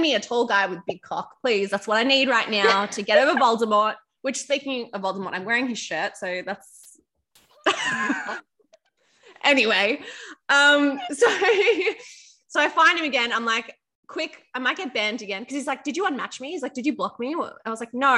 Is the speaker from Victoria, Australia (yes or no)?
yes; Melbourne, Victoria, Australia; now in Sydney, Australia; I'm from Melbourne.